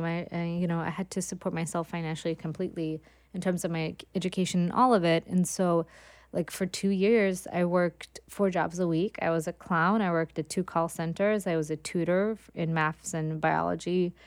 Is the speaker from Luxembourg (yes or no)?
no; Gothenburg, Västra Götaland, Sweden; moved away as an adult; now in New York, United States; growing up in Sweden